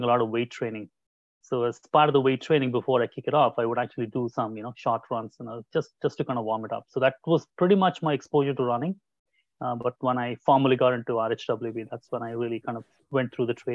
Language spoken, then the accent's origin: English; Mysore, Karnataka, India; moved away as an adult; now in United States; I was born and brought up in Mysore